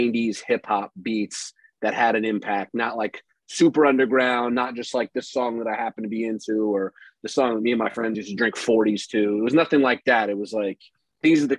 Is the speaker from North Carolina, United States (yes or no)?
yes; Durham, North Carolina, United States; Durham, which is where I'm from